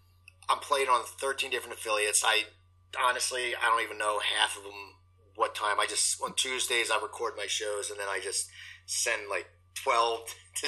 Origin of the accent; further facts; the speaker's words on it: New Jersey, United States; growing up in New Jersey